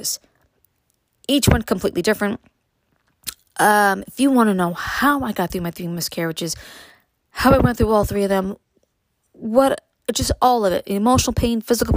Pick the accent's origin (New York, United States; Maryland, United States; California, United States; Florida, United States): New York, United States; New York City; moved away; me growing up in Brooklyn